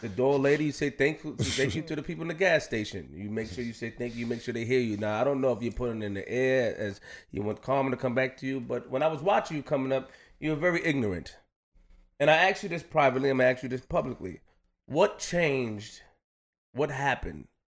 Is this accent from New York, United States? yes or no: yes; New York City, New York, United States; I'm just from Queens